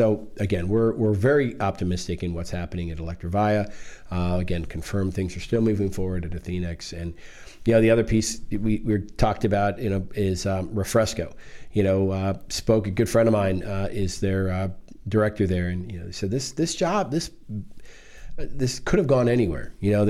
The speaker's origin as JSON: {"language": "English", "region": "Maryland", "country": "United States", "said": "I was one of them. You know, I moved in here from Maryland with my family, you know, some 40-some years ago now."}